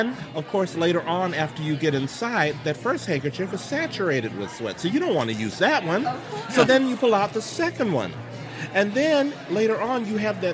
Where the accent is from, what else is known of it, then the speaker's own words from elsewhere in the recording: Chicago, Illinois, United States; moved away; Born and raised in Chicago.